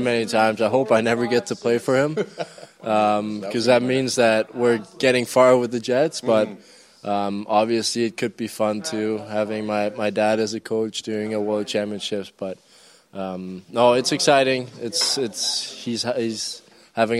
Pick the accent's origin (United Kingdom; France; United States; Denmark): Denmark; I'm from Denmark.